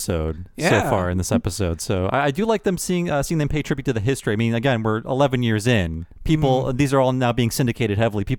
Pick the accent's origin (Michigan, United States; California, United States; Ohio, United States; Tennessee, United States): Ohio, United States; Northeast; I'm from Northeast Ohio.